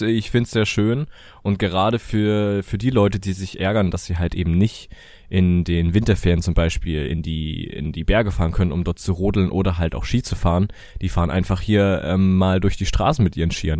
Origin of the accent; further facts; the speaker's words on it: Germany; bei uns in Deutschland